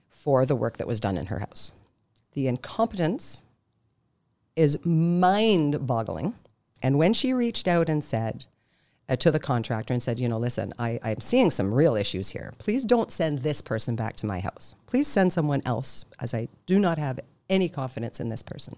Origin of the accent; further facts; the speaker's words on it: Canada; I'm Canadian